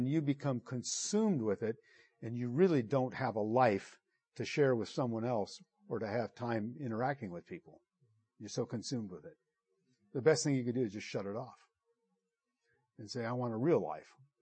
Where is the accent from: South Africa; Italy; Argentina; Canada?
Italy; moved away; I grew up in Italy, and we loved Italian foods and gourmet food